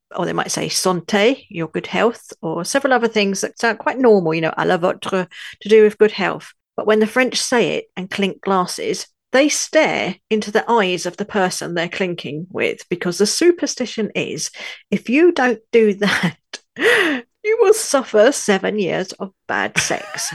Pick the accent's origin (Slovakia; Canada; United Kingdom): United Kingdom; London; also born or lived in northern France; now in France; though I was born in London, U K, I now live in a tiny village in the far north of France